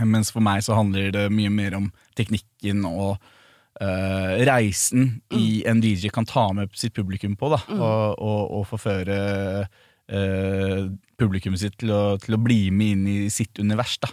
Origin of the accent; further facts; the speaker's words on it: Norway; ble jo også vårt første hit her hjemme i Norge